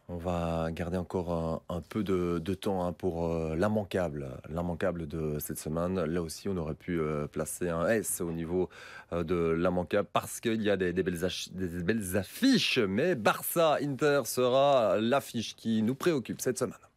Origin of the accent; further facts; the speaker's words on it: Belgium; chez nous en Belgique